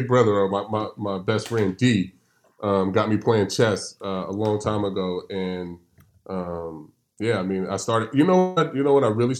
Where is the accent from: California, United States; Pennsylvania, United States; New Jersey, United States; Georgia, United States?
California, United States; I've always growing up in California, I grew up playing dominoes.